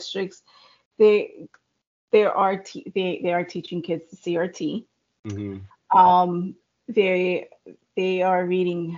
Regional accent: not New York City, United States; also born or lived in Long Island; I am from New York, not New York City

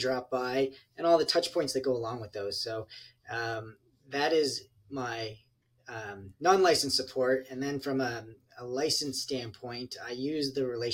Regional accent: London, Ontario, Canada; I'm from London, Ontario, Canada, which is exactly halfway between Detroit and Toronto

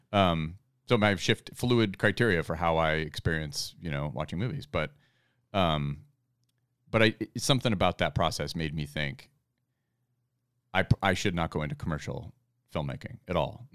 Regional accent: Fairbanks, Alaska, United States; my hometown of Fairbanks

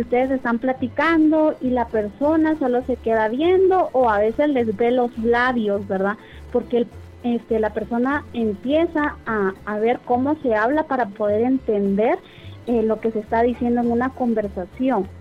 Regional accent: Guatemala; nosotros como guatemaltecos

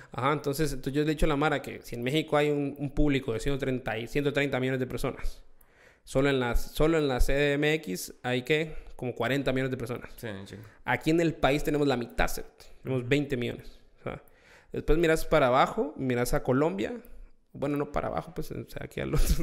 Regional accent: Guatemala; yo soy, sí, soy guatemalteco.

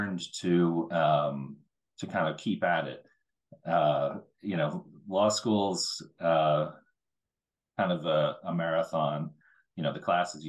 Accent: United States; growing up as an American

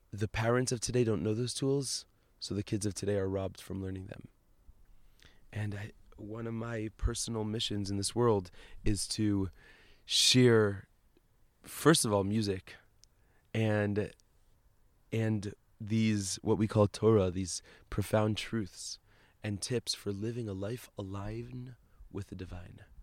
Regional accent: Boston, Massachusetts, United States; moved away as an adult; also born or lived in Tzfat, Israel; now in Safed, Israel; I grew up in Boston, Massachusetts

